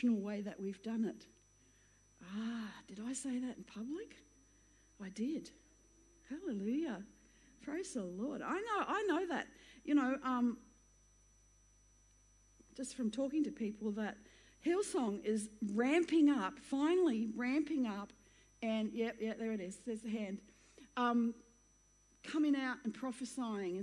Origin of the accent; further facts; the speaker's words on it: Queensland, Australia; I'm a Queenslander